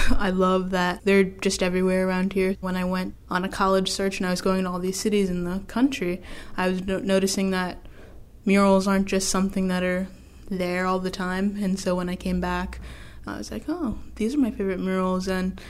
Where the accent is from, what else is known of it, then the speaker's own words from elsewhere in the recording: Baltimore, Maryland, United States; also born or lived in Severn, Maryland; I grew up in Baltimore, but also I lived in Severn, Maryland.